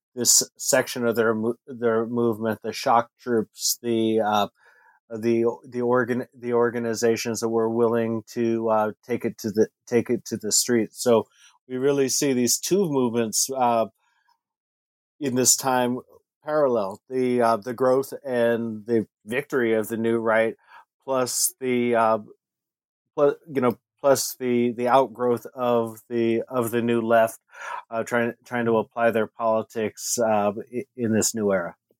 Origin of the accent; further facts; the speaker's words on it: California, United States; growing up in one of the most racially diverse uh, cities uh, in California